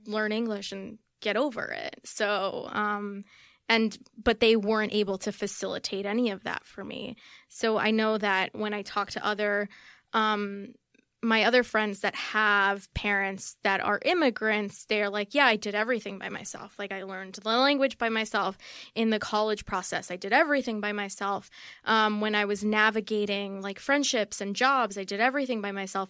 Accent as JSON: {"language": "English", "town": "New York City", "region": "New York", "country": "United States", "tie": "born or raised there", "first_language": "Spanish", "second_language": "English", "said": "I grew up in Queens in a very white neighborhood"}